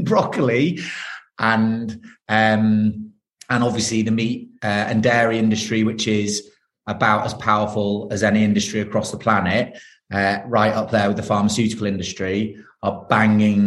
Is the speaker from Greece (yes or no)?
no; Manchester, North West England, United Kingdom; I was brought up in South Manchester with two brothers